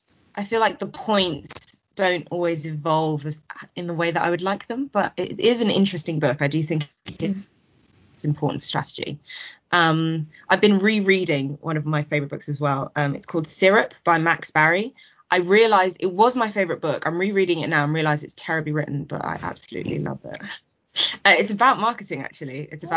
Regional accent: Nigeria; Jollof rice, because I am a Nigerian, and who doesn't love jollof rice?

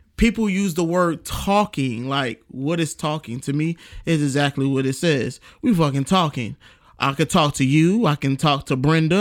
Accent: New York City, New York, United States; moved away; I'm from New York, New York City. Shout out to my hometown.

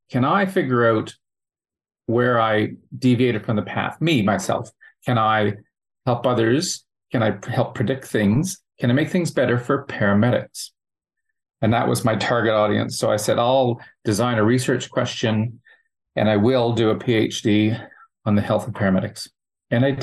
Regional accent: Canada; accent: Canadian; moved away as an adult; now in Australia; obviously from the accent, you could tell I'm from Canada. Been in Australia for 10 years

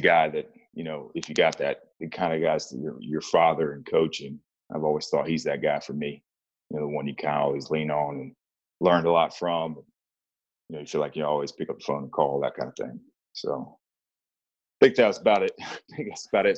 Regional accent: Charlotte, North Carolina, United States; moved away as an adult; now in East Texas, United States; I was born and raised in Charlotte, North Carolina

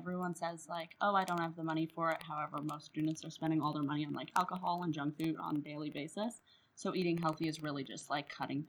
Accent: Canada; also born or lived in Ottawa, Canada; as a Canadian, I love maple syrup.

